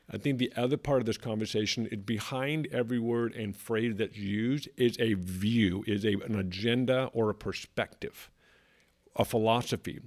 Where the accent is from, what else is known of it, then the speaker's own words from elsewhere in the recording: California, United States; moved away as an adult; now in South Carolina, United States; Growing up in California, pretty much my whole life, spent a little bit of time in different countries